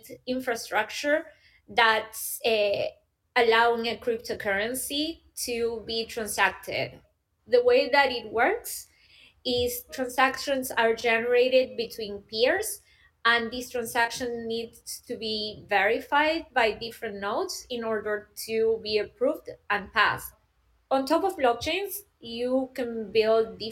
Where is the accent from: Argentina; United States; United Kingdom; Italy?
Argentina; moved away as an adult; now in Berlin, Germany; I am originally from Argentina, but I have been living in Germany, in Berlin, for the past 10 years.